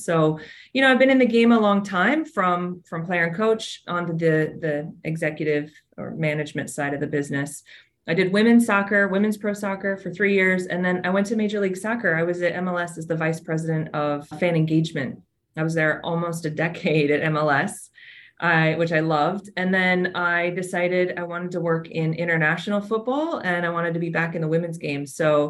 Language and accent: English; Arizona, United States; moved away as an adult; also born or lived in Wyoming / New Jersey; I played soccer growing up in Arizona.